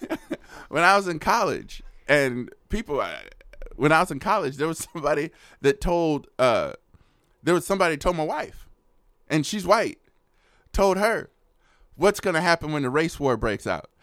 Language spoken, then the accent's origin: English; Oakland, California, United States; now in Austin, United States; I grew up in Oakland where the relationship between the police officers and the citizens, horrible